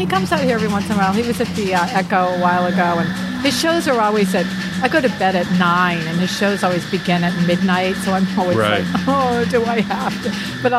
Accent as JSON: {"language": "English", "region": "New Hampshire", "country": "United States", "tie": "born or raised there", "moved": "yes", "lives_now": "Los Angeles, United States", "said": "I was born and raised on the very short coast of New Hampshire. That's on the East Coast, people."}